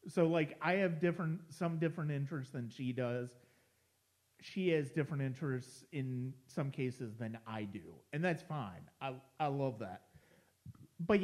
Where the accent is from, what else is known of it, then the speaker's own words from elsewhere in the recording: Ohio, United States; moved away; I'm formerly from Ohio